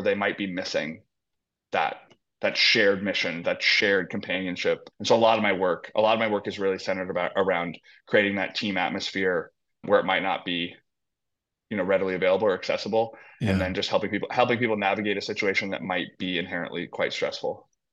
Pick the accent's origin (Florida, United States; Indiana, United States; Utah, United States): Indiana, United States; Indianapolis; moved away as an adult; now in Los Angeles, United States; I was born and raised in Indianapolis, Indiana.